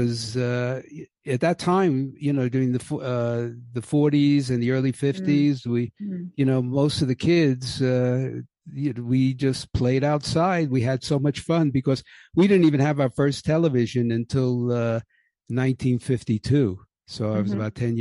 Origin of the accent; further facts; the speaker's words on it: New York City, New York, United States; now in Mexico; I was born in 1942 in Brooklyn, New York